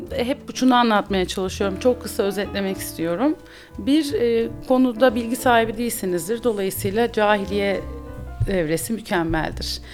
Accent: İzmir, Turkey; also born or lived in Bandırma; Ben İzmir'de büyüdüm.

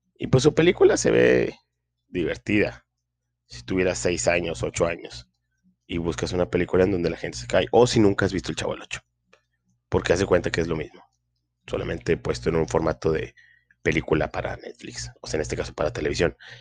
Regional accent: Linares, Nuevo León, Mexico; aquí en mi pueblo, Linares, Nuevo León

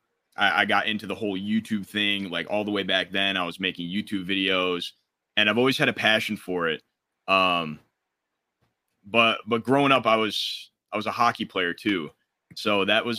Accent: Detroit, Michigan, United States; I'm from Detroit, Michigan

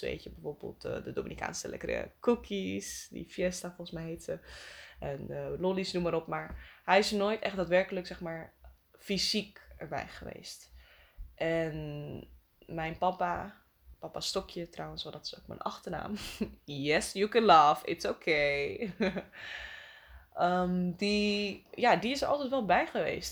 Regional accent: Friesland, Netherlands; now in Amsterdam, Netherlands; Ik ben opgegroeid in Friesland

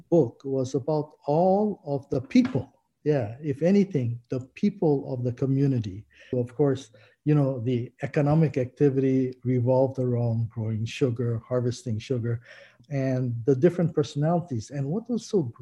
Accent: Honoka'a, Hawaii, United States; I was born and raised in Honoka'a. I attended Honoka'a High School, you know, graduated in 1971.

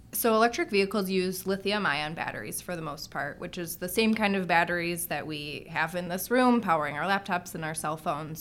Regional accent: Detroit, Michigan, United States; I grew up in Detroit

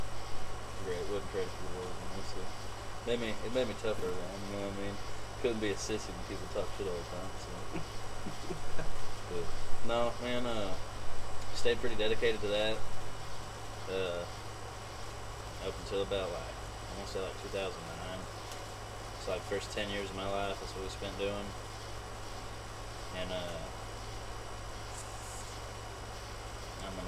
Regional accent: Salinas, California, United States; In my hometown, we had 5 public schools. We had North Salinas High School

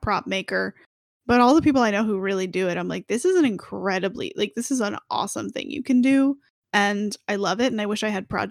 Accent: Florida, United States; moved away as an adult; also born or lived in Orlando; growing up in Florida

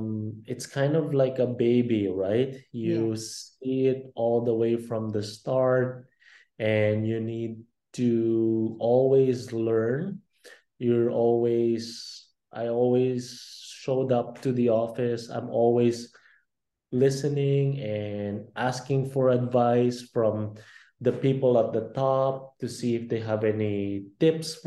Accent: Philippines; now in Vancouver, Canada; I'm also from the Philippines and I grew up in the Philippines. I didn't just grow up in Canada.

